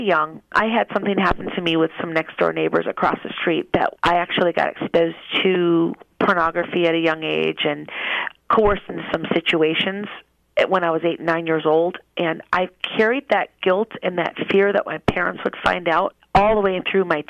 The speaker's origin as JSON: {"language": "English", "region": "Minnesota", "country": "United States", "tie": "born or raised there", "moved": "as an adult", "lives_now": "Las Vegas, United States", "said": "I am originally from Minnesota, and I live in Las Vegas now."}